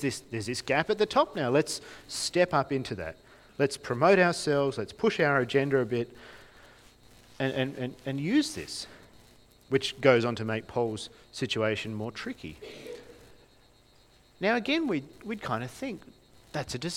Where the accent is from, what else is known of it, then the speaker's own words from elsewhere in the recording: Launceston, Tasmania, Australia; I grew up in Launceston